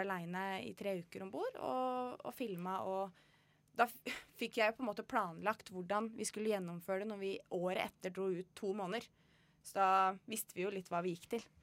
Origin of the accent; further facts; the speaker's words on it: Kongsberg, Buskerud, Norway; moved away as an adult; now in Northern Norway; jeg er fra Kongsberg. Ja. Eh, Flytta nordover for eh, tolv og et halvt år siden.